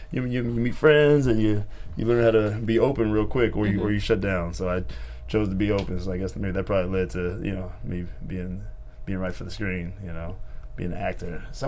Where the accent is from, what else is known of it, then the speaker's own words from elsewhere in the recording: Chicago, Illinois, United States; also born or lived in North Carolina / San Diego / Virginia; So I was born in Chicago, like Chicago proper.